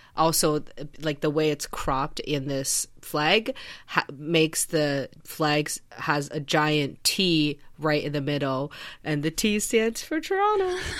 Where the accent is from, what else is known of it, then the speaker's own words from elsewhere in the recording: China; moved away; when I was a kid, I grew up in China